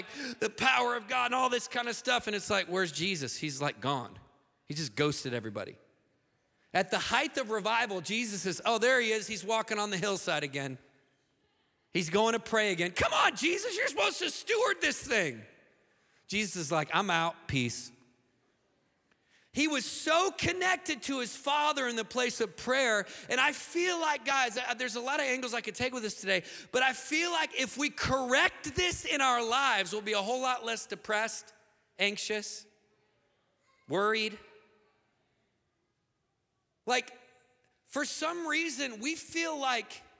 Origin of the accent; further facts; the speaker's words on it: United States; in the most hostile nation as an American